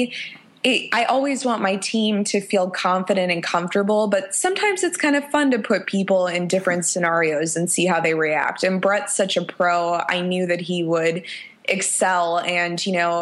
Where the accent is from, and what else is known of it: Chicago, Illinois, United States; born or raised there; moved away as an adult; now in Nashville, United States